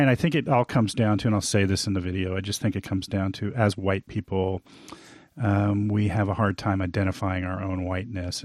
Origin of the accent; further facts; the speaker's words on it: Huntington Beach, California, United States; me being born and growing up in Huntington Beach.